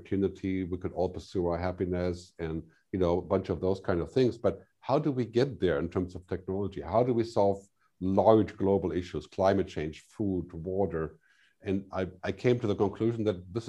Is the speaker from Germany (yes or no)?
yes; Germany; now in Switzerland; I'm from Germany